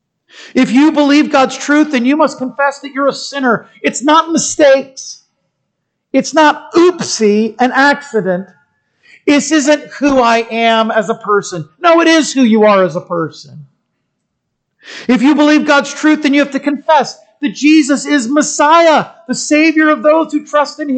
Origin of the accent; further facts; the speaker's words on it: United States; I'm a Christian who happens to be an American